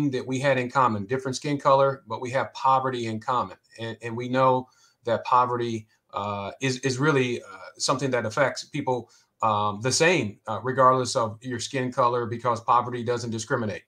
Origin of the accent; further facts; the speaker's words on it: Columbus, Ohio, United States; I'm from Columbus, Ohio. I grew up on the west side.